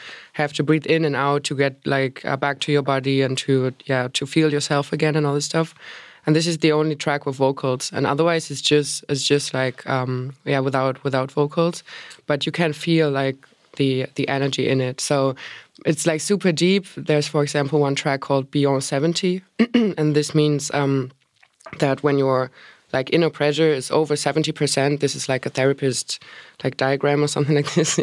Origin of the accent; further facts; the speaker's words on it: Hamburg, Germany; my hometown Hamburg